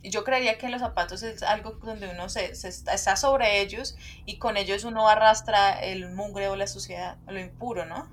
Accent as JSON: {"language": "Spanish", "country": "Colombia", "said": "nosotros como colombianos"}